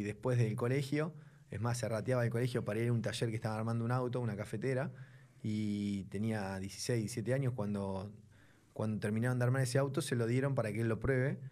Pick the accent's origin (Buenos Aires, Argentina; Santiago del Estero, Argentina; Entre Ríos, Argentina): Buenos Aires, Argentina; soy de acá de Buenos Aires